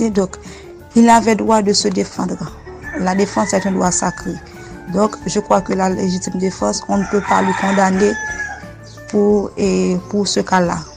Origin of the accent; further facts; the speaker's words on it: Haiti; juriste de formation et je suis haïtienne.